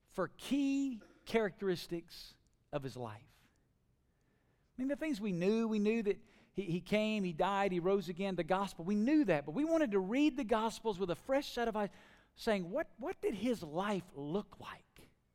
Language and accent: English; Alabama, United States; now in Las Vegas, United States; growing up in Alabama, now living in Las Vegas?